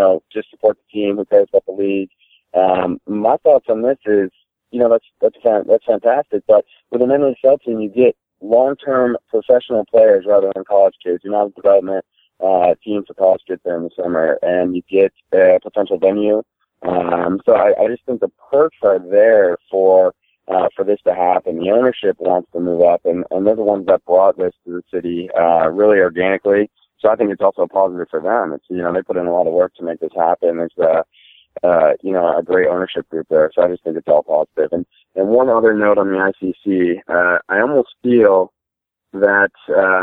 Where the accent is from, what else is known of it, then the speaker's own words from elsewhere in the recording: Detroit, Michigan, United States; I'm from Detroit